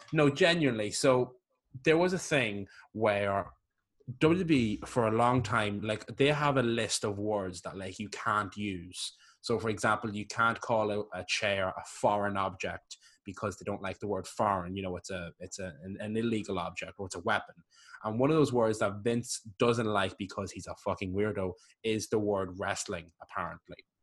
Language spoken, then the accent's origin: English; Ireland; I'm Irish.